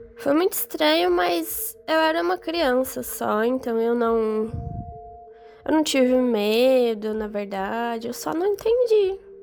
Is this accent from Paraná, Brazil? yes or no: yes; Curitiba, Paraná, Brazil; eu sou natural de Curitiba